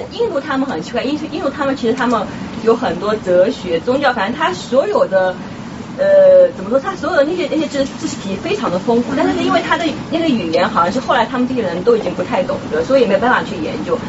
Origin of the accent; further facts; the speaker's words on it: China; 只有我们中国人这样